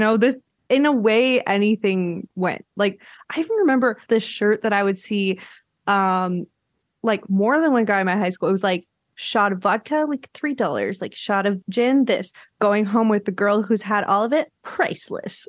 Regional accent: Quebec, Canada; I'm from Quebec

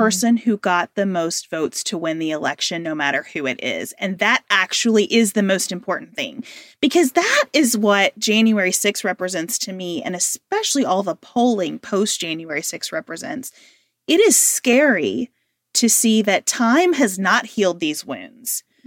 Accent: United States; being an American right now

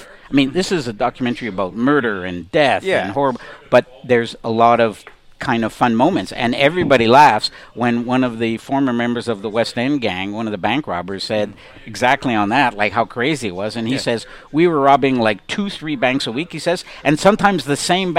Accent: Montreal, Quebec, Canada; I'm born and raised in Montreal, spent almost all my life in Montreal.

